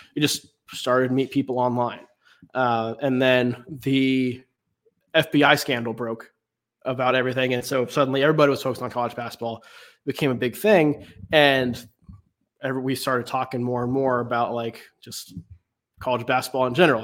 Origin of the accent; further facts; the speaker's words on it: Raleigh, North Carolina, United States; I grew up in Raleigh, uh, in the Raleigh area